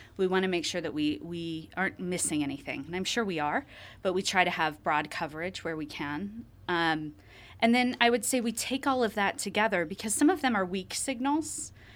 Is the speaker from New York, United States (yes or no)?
no; Columbus, Ohio, United States; I'm from Ohio, actually. Um, I grew up around Columbus, Ohio